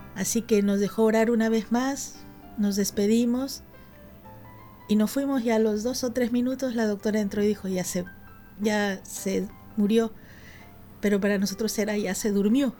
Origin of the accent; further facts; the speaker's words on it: Lima, Peru; also born or lived in Iquitos, Peru; now in Buenos Aires, Argentina; Yo soy peruana, nací en Iquitos y bueno, me crié casi toda mi vida en Lima, en la capital del Perú, y ahora estoy acá.